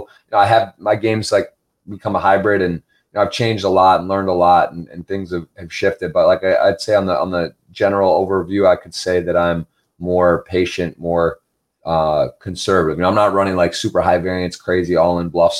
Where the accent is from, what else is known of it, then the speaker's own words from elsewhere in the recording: Ann Arbor, Michigan, United States; also born or lived in South Carolina / Baltimore; I was from Ann Arbor, Michigan